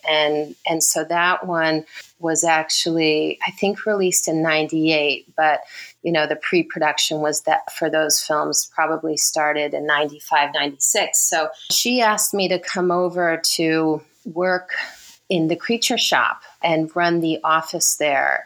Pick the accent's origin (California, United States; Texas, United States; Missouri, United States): California, United States; Redlands; moved away as an adult; also born or lived in Connecticut / Los Angeles; now in New Zealand; I was born in Connecticut, but then moved to California in 1980. So I was in elementary school and went to school. We moved to Riverside, Loma Linda, Redlands area